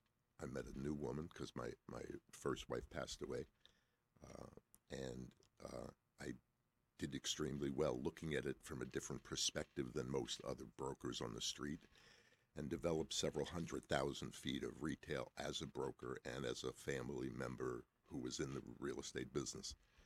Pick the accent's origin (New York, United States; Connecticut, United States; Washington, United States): New York, United States; Brooklyn; also born or lived in Long Island / Manhattan / Atlanta; I'm a New Yorker. {S0} Okay. {S1} I was born in Long Island, grew up in Brooklyn, went to school in Manhattan, started in the clothing business.